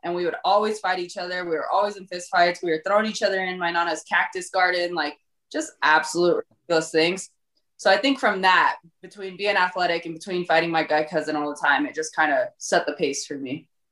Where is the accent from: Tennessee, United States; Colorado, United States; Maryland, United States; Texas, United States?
Colorado, United States; Born and raised in Colorado